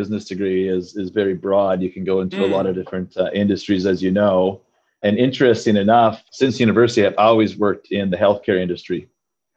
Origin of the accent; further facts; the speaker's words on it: Saskatchewan, Canada; moved away as an adult; now in Sydney, Australia; I was actually born and raised in the farming heartland of Canada in Saskatchewan.